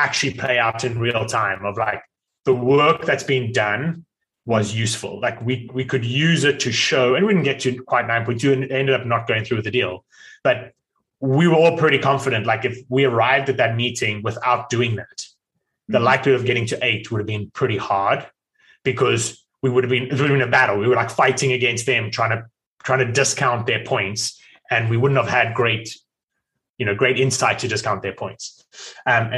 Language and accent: English; South Africa; now in United States; I'm South African, yet live in America